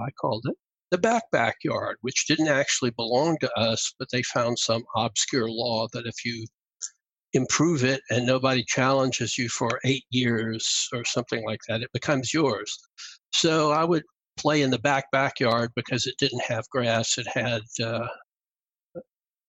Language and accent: English; Atlanta, Georgia, United States; also born or lived in Augusta, Georgia; the neighborhood I live in now, and which is the neighborhood I grew up in Atlanta